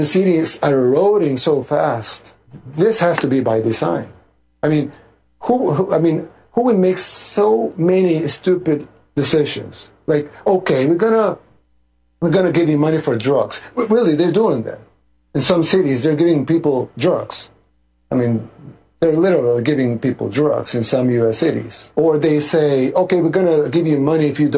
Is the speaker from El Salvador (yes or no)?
yes; El Salvador; I'm from El Salvador, a third world country in Central America